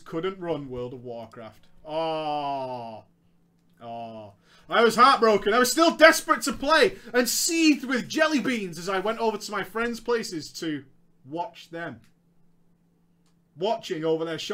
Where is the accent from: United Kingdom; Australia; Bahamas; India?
United Kingdom; I'm British.